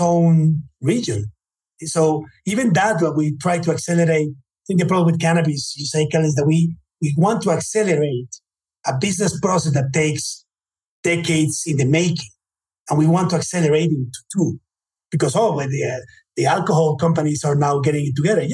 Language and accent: English; United States; I was born in the United States